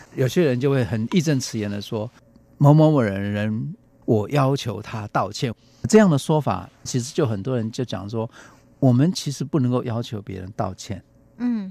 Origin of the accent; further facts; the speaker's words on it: Taiwan; 对我们台湾人来说